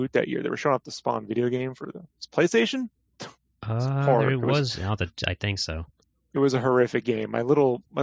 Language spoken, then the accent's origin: English; San Diego, California, United States; I grew up in San Diego